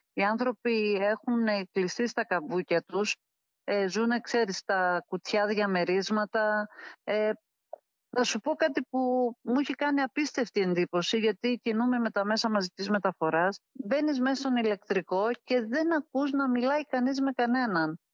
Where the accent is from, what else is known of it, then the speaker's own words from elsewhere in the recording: Alexandroupoli, Eastern Macedonia and Thrace, Greece; moved away as an adult; also born or lived in Kastoria; now in Athens, Greece; έχω γεννηθεί στην Καστοριά από γονείς στρατιώτε και την καταγωγή του πατέρα μου που ήταν από την Κωνσταντινούπολη. Μεγάλωσα όμως στην Αλεξανδρούπολη, οι ρίζε μου είναι εκεί, εκεί τελείωσα το σχολείο